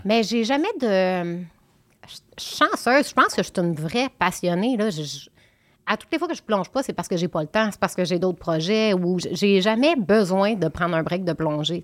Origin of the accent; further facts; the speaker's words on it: Quebec, Canada; now in Montérégie, Canada; je suis une fille du Saguenay-Lac-Saint-Jean. Ben, maintenant, j'habite en Montérégie, mais je veux dire, je viens du Saguenay-Lac-Saint-Jean